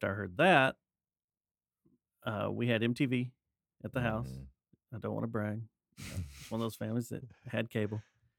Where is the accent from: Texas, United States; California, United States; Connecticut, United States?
Texas, United States; Arlington; I was born in Arlington.